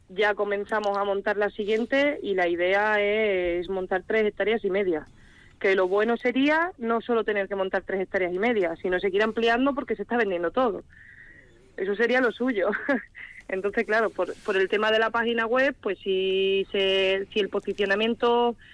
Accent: Cádiz, Andalusia, Spain; now in Quintana, Spain; yo vengo de Cádiz

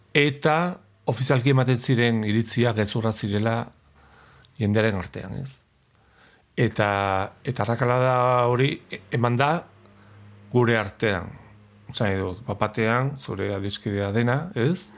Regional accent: Pamplona, Navarre, Spain; Basque is a second language; joaten nintzen iruñeko beste puntara e, liburuen bila

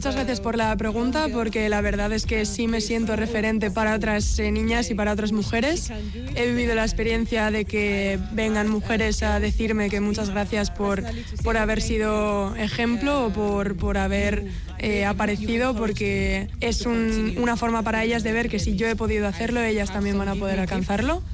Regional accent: Nigeria; moved away as an adult; now in Bilbao, Spain; vengo de Nigeria

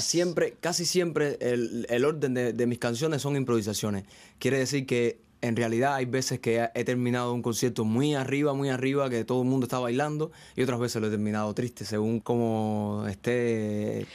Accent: Venezuela, Ciego de Ávila, Cuba; moved away as an adult; now in Spain; yo soy de Venezuela, Cuba. Hay un pueblecito en Cuba que se llama Venezuela, en la provincia de Ciego de Ávila

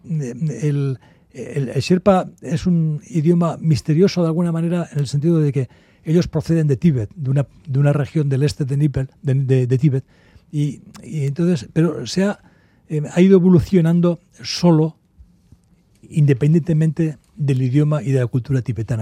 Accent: Basque Country, Spain; yo soy vasco

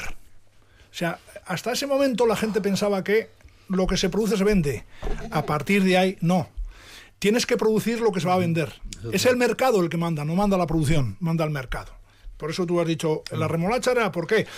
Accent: Oreitia, Basque Country, Spain; yo soy de Oreitia de toda la vida y allí estoy, allí vivo, allí nací

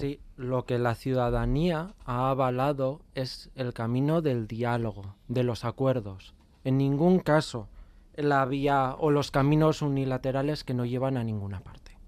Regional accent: Navarre, Spain; nuestra tierra

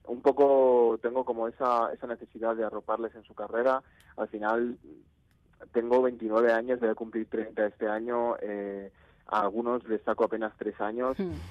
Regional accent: Navarre, Spain; en Pamplona, que yo soy de Navarra

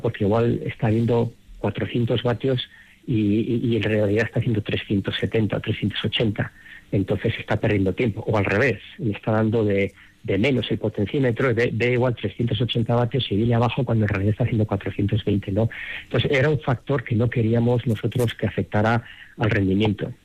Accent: Madrid, Community of Madrid, Spain; moved away as an adult; now in Denver, United States; yo en, Madrid cuando me crié jugué seis años en el Real Madrid en categorías inferiores

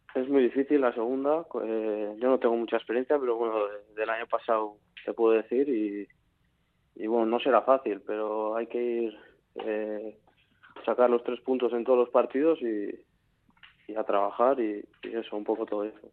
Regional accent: San Sebastián, Basque Country, Spain; soy de San Sebastián

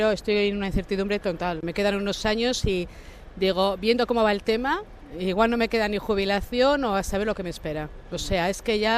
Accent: Bilbao, Basque Country, Spain; Soy de Casco Viejo, nacida en Casco Viejo

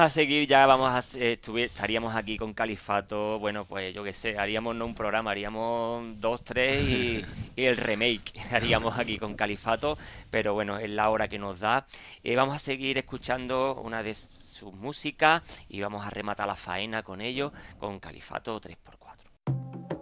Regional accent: Cádiz, Andalusia, Spain; soy de Cádiz

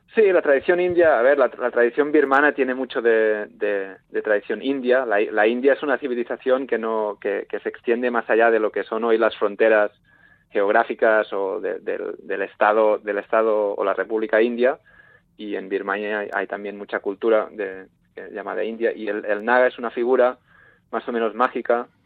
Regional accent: Sant Feliu de Codines, Catalonia, Spain; mi pueblo, en San Florido de Cudinas

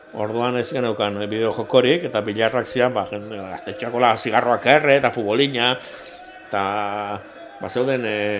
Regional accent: Basque Country, Spain; also born or lived in San Sebastián; euskalduna naiz, eta arro nago

